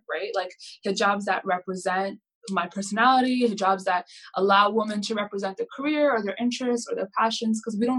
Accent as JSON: {"language": "English", "region": "New Jersey", "country": "United States", "moved": "as an adult", "lives_now": "New York, United States", "said": "I'm originally from New Jersey, and I moved here around a year and a half ago"}